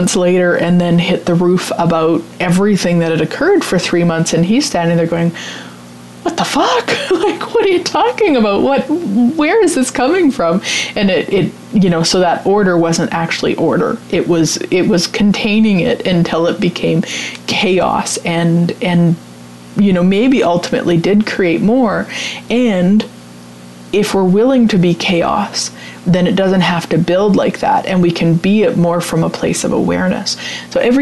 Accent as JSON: {"language": "English", "town": "Vermilion", "region": "Alberta", "country": "Canada", "tie": "born or raised there", "said": "my hometown here in Vermilion, Alberta"}